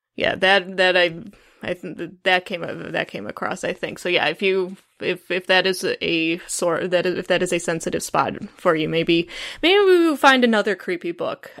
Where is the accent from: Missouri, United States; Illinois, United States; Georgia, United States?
Illinois, United States; Chicago; I'm from the Chicago area